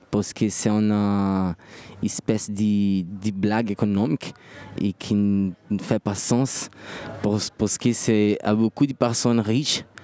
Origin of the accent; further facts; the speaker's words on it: Brazil; euh, je suis brésilien, comme j'ai dit avant. Mon père, c'est noir. Ma mère, c'est indigène.